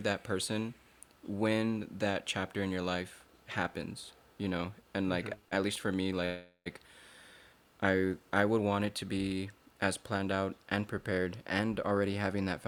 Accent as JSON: {"language": "English", "town": "El Paso", "region": "Texas", "country": "United States", "tie": "born or raised there", "said": "growing up in El Paso or being Hispanic, we're a family man"}